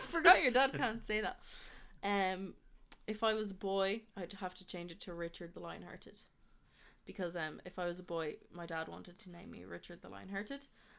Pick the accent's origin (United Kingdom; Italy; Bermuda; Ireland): Ireland; Dublin, Leinster; also born or lived in Spain / Canada; I was born in Dublin. And I lived between Spain and Ireland for most of my life.